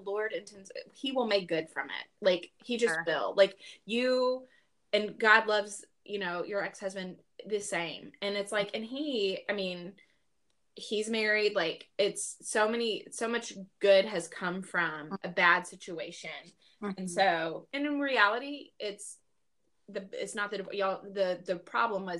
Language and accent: English; the South, United States; we're from the South